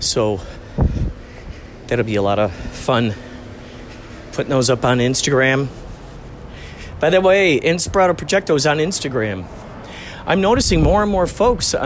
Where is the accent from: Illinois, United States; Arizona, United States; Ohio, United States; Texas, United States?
Illinois, United States; Chicago; where I grew up in Chicago